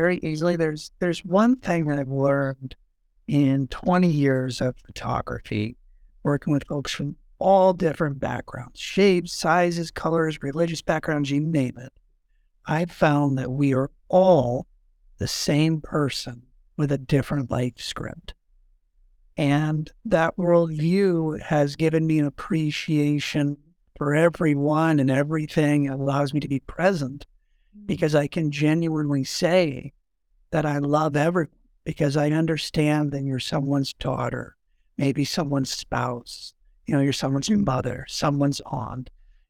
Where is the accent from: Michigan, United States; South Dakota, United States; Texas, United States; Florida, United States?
South Dakota, United States; Sioux Falls; So I'm born and raised here in Sioux Falls.